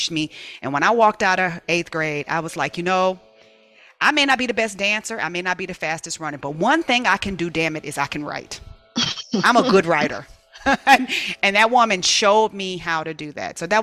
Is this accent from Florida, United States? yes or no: no; Inglewood, California, United States; I loved where I grew up in Imperial Village